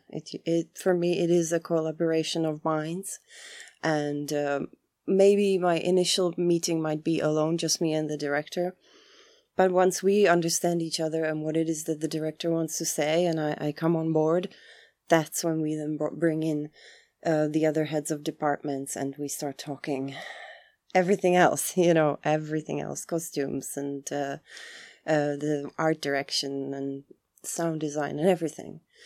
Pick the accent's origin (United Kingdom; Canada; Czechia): Czechia; moved away; also born or lived in Chicago, United States / Prague, Czechia; I come from the Czech Republic